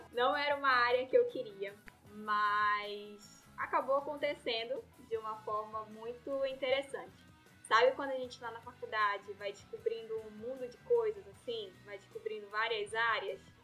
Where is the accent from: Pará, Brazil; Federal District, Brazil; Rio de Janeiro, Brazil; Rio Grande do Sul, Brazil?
Pará, Brazil; Belém; moved away as an adult; now in Rondônia, Brazil; eu sou de Belém, né, sou paraense.